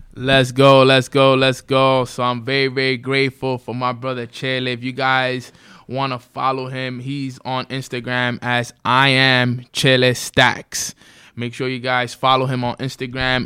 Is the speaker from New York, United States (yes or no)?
yes; New York City, New York, United States; we grew up in Washington Heights, New York City